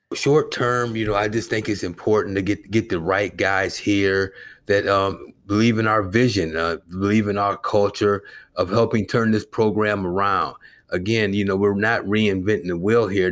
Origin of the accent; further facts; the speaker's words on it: Clinton, Iowa, United States; also born or lived in Eugene, Oregon; now in Chicago, United States; growing up in Clinton, Iowa